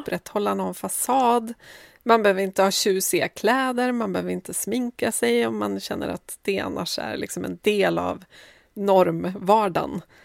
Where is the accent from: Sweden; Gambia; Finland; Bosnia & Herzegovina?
Sweden; Sundsvall, Västernorrland County; now in Stockholm, Sweden; jag är ju född i Sundsvall